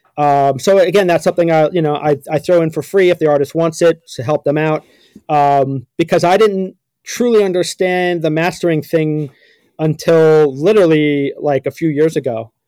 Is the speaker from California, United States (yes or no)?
no; New York City, New York, United States; growing up in New York City